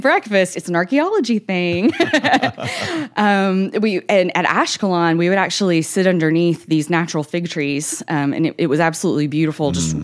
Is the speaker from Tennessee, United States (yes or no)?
yes; Nashville, Tennessee, United States; I'm from Tennessee, the Nashville area. I was born and raised here